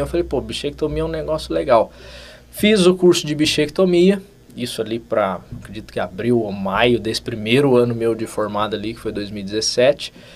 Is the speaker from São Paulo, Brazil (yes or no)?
yes; Cachoeira Paulista, São Paulo, Brazil; sou de Cachoeira Paulista, uma cidadezinha do Vale do Paraíba, 30 e poucos mil habitantes. Então me formei e voltei para minha cidade